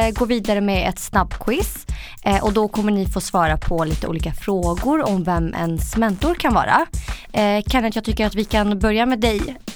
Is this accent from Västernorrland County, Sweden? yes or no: no; Stockholm, Stockholm County, Sweden; Jag kommer från Stockholm.